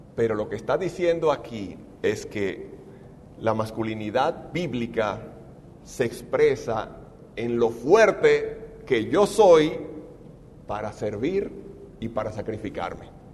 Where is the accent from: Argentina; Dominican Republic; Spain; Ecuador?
Dominican Republic; en mi país, en República Dominicana